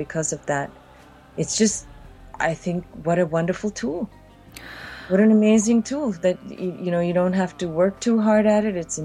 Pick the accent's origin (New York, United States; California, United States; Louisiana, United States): New York, United States; New York City; also born or lived in India; I was born in Jamaica, Queens, and I spent some years of my childhood in India